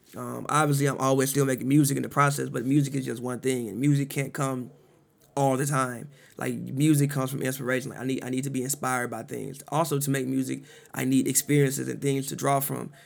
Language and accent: English; Chicago, Illinois, United States; moved away; I'm from Chicago, you know, grew up in the '90s